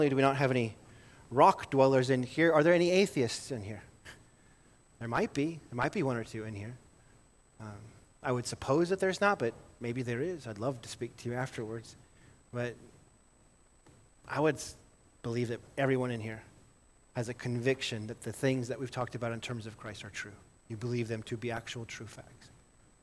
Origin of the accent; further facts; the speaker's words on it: Livingston, Montana, United States; I grew up in Livingston, Montana